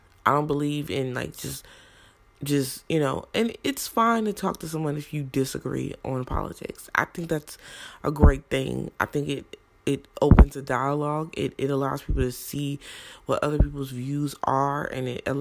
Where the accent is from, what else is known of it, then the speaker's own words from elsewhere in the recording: Brownsville, New Jersey, United States; also born or lived in Newark, New Jersey; I was born in Newark. Though I did not live in Newark my whole life, I was raised in Brownsville, New Jersey